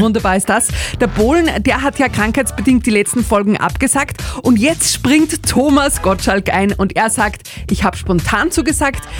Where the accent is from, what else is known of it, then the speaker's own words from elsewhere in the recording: Laakirchen, Upper Austria, Austria; aus Lackirchen